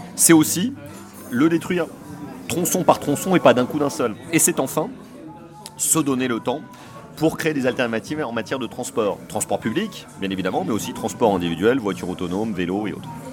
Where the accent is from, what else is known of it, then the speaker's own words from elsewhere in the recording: Paris, Île-de-France, France; Moi, je suis un Parisien, j'ai des racines parisiennes, je suis un Titi parisien, un Bobo parisien, tout ce que vous voulez, un Parigo